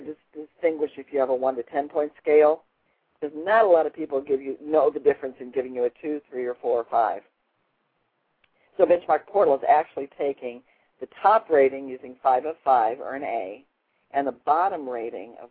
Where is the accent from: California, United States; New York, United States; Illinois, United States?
Illinois, United States; Chicago; my hometown of Chicago